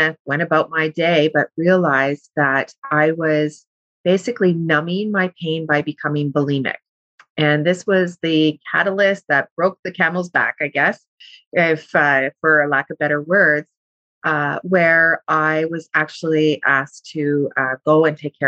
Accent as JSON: {"language": "English", "town": "Thunder Bay", "region": "Ontario", "country": "Canada", "said": "I'm from Thunder Bay."}